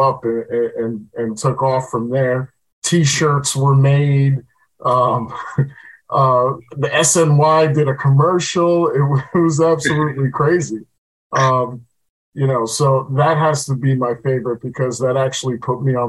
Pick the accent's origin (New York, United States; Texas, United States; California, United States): New York, United States; Long Island; also born or lived in Queens, New York; I was originally born in Queens. My family moved me out to Long Island at the ripe old age of 1 year old. And, I've lived there ever since.